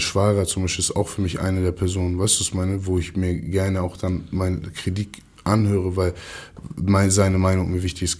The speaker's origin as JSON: {"language": "German", "region": "Hamburg", "country": "Germany", "also_born_or_lived": "Kiel", "said": "als Hamburger, sag ich mal, von Hamburg"}